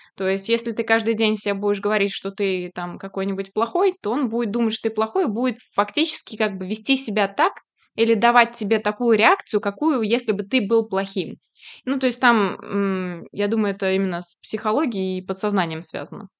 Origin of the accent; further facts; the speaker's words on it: Kazan, Tatarstan, Russia; moved away; я просто приехала из Казани, у нас, э, ну, татарской культуре есть шурале